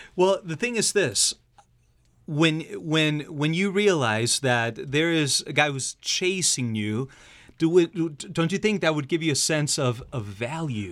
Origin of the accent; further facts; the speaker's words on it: Argentina; moved away; I'm from Argentina myself